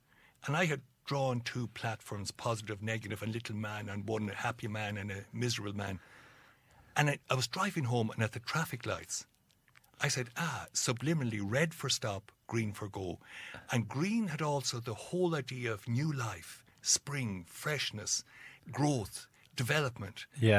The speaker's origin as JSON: {"language": "English", "town": "Dungiven", "region": "Northern Ireland", "country": "United Kingdom", "tie": "born or raised there", "said": "where I grew up in Dungiven, we gave ourselves auto-suggestions to feel miserable."}